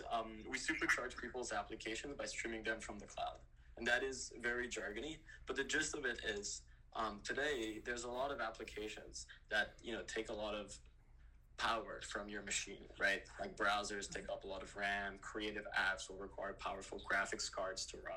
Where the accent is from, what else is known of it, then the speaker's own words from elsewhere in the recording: Quebec City, Quebec, Canada; moved away; I'm originally from Quebec City